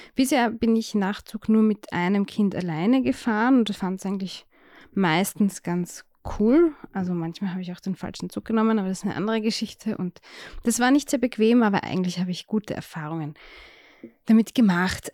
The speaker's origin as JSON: {"language": "German", "country": "Austria", "said": "als Österreicherin"}